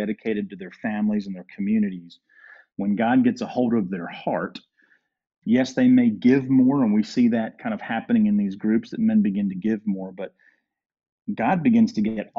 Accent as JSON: {"language": "English", "town": "Durham", "region": "North Carolina", "country": "United States", "tie": "born or raised there", "moved": "as an adult", "lives_now": "Georgia, United States", "said": "when I grew up in Durham"}